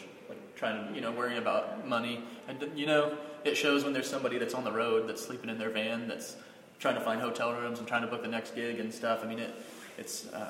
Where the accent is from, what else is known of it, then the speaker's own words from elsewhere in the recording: Hydro, Oklahoma, United States; also born or lived in Weatherford, Oklahoma; now in Oklahoma City, United States; I grew up in Hydro, Oklahoma